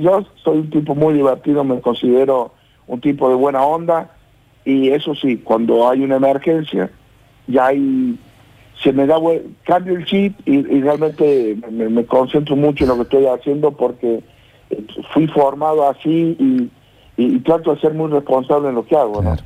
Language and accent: Spanish; Mayu Sumaj, Córdoba, Argentina; nosotros somos nacidos en Mayuzumá